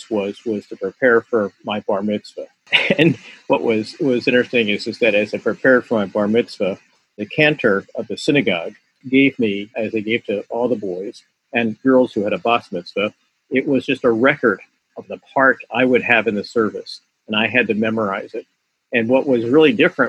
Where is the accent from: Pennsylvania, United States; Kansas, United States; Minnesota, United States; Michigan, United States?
Pennsylvania, United States; Philadelphia; my background is that I grew up in South Philadelphia